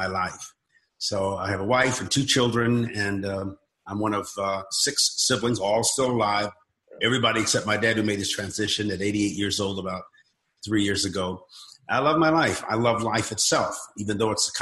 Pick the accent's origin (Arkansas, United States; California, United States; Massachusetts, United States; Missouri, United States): California, United States; Southern; moved away as an adult; now in Oklahoma, United States; I grew up in Southern California, so we were very earthquake conscious. Now I'm in Oklahoma